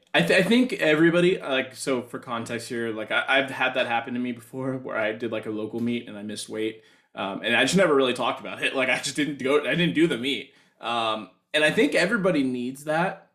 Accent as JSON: {"language": "English", "country": "United States", "said": "being American"}